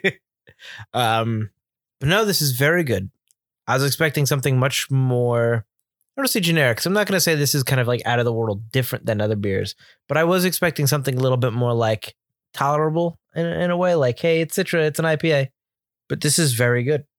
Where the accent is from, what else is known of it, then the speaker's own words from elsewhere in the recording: Milford, Connecticut, United States; we're from Milford, Connecticut